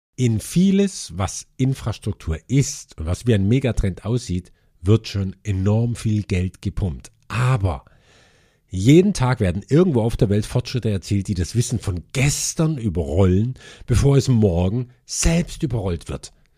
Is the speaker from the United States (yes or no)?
no; Germany; bei uns in Deutschland